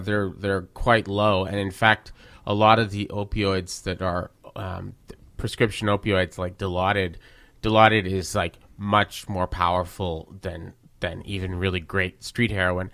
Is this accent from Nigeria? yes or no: no; Verdun, Quebec, Canada; I grew up in Verdun with lots of people like